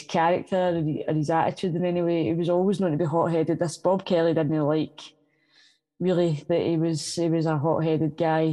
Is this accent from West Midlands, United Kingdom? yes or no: no; Glasgow, Scotland, United Kingdom; I come from North Glasgow